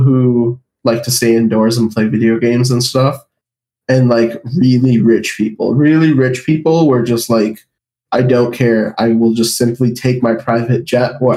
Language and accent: English; Toronto, Ontario, Canada; I grew up in Canada, so winters were cold.